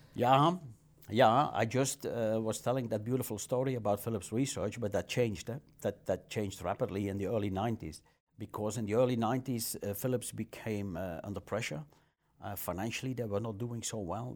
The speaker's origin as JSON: {"language": "English", "area": "near Maaseik", "region": "Flanders", "country": "Belgium", "tie": "born or raised there", "said": "I was born in Masik in the hospital over there. And I think I stayed in Masik for five, six, seven days."}